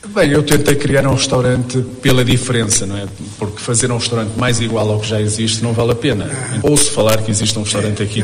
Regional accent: Portugal; moved away as an adult; now in Brazil; eu nasci em Portugal, uh, vim para o Brasil pelo facto de que conheci uma brasileira em Portugal

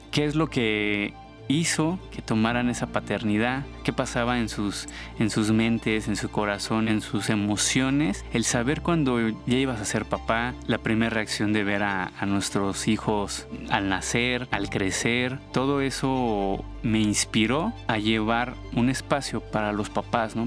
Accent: Mexico City, Mexico; Soy de aquí de la Ciudad de México

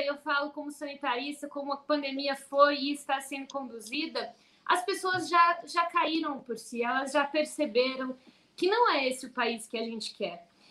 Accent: São Paulo, Brazil; como paulista, de uma cidade onde 85% das pessoas votaram em Bolsonaro

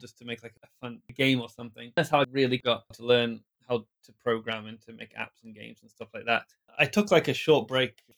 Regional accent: a small town in the middle of England, United Kingdom; first language English; moved away as an adult; also born or lived in Japan; I'm from England, a small town in England, in the middle of England

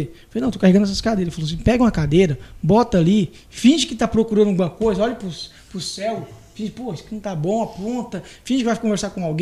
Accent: Vila Rica, Mato Grosso, Brazil; born there; nasci em Vila Rica, né? uhum. é, cidade próxima aqui de nós. Mudei para Santa Cruz, Santa Cruzinho para Confresa.

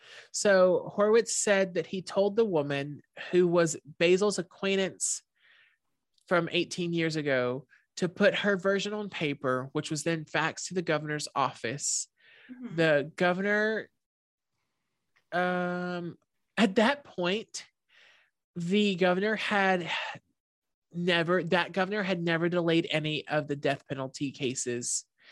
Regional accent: Shreveport, Louisiana, United States

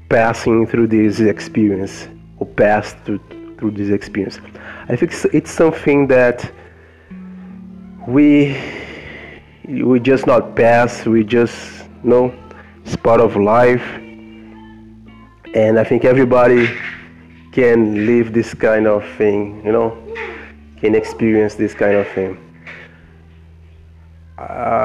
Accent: Brazil; English is a second language; also born or lived in New York, United States; I learned English over there. I just left Brazil

